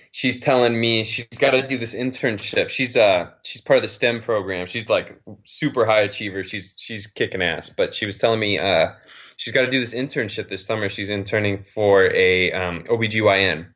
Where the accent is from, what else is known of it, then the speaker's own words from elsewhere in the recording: Reno, Nevada, United States; also born or lived in Las Vegas; I'm from Reno, I live in Reno